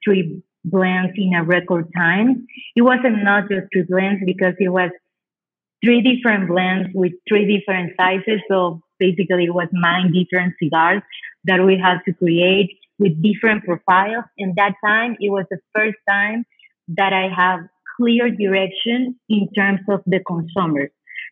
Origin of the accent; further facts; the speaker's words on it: Condega, Estelí, Nicaragua; English is a second language; And for me, Condera, we are from Condera. My family, my dad's side, it's from Condera.